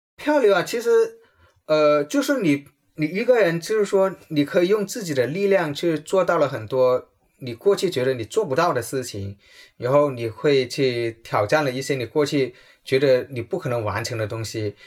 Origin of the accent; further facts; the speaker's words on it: Guangdong, China; 我从小，从，从读中学开始我就开始喝茶，因为我们广东人特别有茶文化，因为我喝铁观音喝了有三十多年了